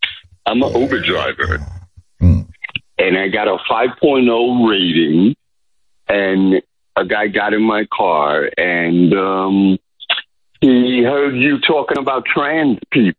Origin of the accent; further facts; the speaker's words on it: New York City, New York, United States; now in Las Vegas, United States; I am from New York City.